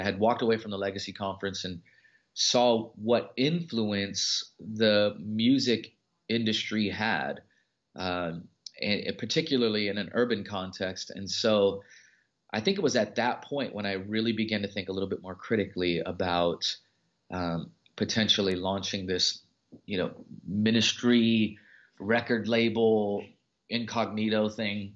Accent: Los Angeles, California, United States; I'm from the Los Angeles area

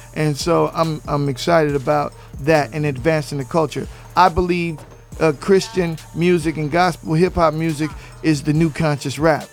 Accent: West Coast, United States; I'm from the West Coast. I don't do cadence.

